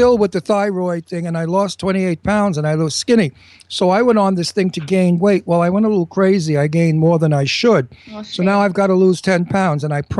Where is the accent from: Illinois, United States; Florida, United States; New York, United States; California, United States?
New York, United States; New York City; moved away; also born or lived in Beverly Hills / Garden City, Long Island; I'm from Brooklyn.